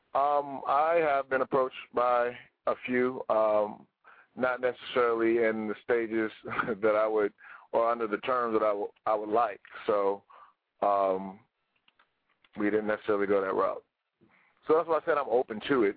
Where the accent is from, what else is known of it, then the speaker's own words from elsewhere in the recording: United States; we're from America